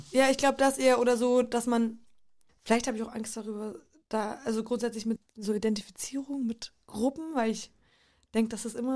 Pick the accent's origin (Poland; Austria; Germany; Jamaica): Poland; da, wo ich groß geworden bin, in Polen oder überall fast in den slawischen Ländern durch den Kommunismus und Plan Sozialismus